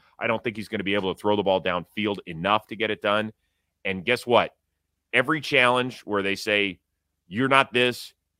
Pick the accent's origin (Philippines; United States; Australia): United States; Cleveland, Ohio; I grew up in Cleveland.